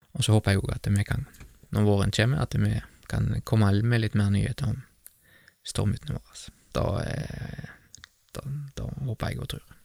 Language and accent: Norwegian; Bømlo, Vestland, Norway; Gullveggen gardstun der jeg vokste opp